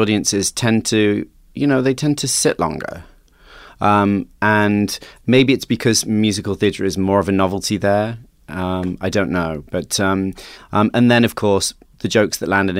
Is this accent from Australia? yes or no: no; South West England, United Kingdom; moved away as an adult; also born or lived in New York City; I was, a 22-year-old English boy from the southwest of England